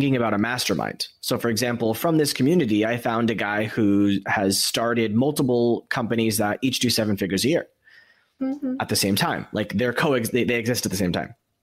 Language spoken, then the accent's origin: English; United States; moved away; as someone who's lived outside of America for all these years, I've learned strategies for, as an American